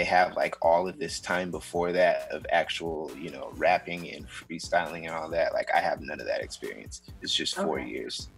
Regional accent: Seattle, Washington, United States; I was born and raised in Seattle um, uh, in the Central District

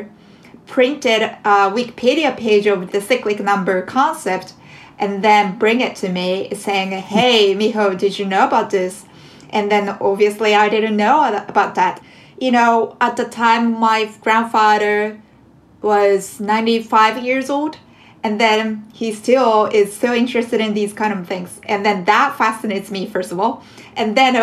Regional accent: Japan; now in New York City, United States; I am a jazz composer originally from Japan

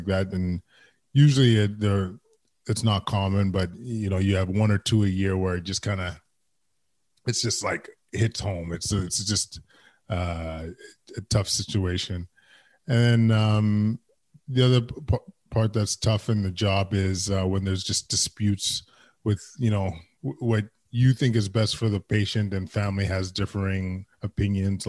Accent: Edmonton, Alberta, Canada; English is a second language; I am a proud Edmontonian, born and raised in Edmonton, West End, West Side, Aldergrove

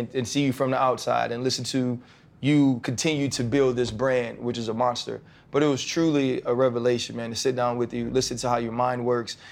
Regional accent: the South, United States; I'm from the South and I grew up Southern Baptist

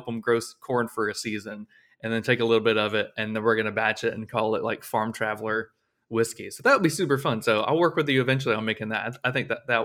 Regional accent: Florida, United States; I'm obviously from Florida

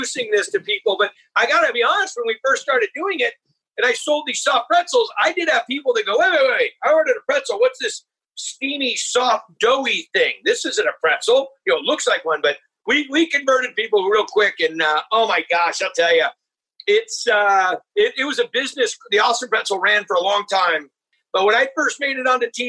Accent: Humboldt, Northern California, United States; I grew up in Northern California. I'm in Northern California now between Sonoma and Napa, but I grew up in a little area called Humboldt, which is almost at the Oregon border

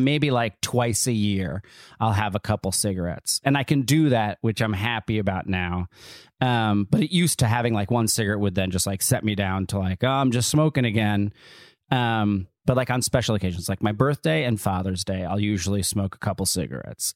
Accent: Neptune, New Jersey, United States; So I grew up in Neptune, New Jersey.

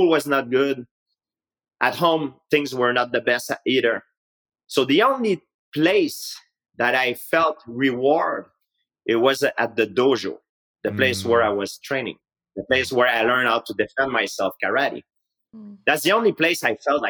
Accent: Saint-Isidore, Quebec, Canada; English is a second language; I grew up in Canada. It's a nice country. I can't complain about it. But it doesn't mean because you're born and raised in a nice country

